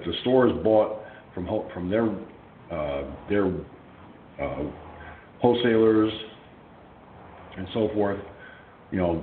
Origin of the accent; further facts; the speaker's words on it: Peekskill, New York, United States; Back decades ago in my hometown of Peekskill, New York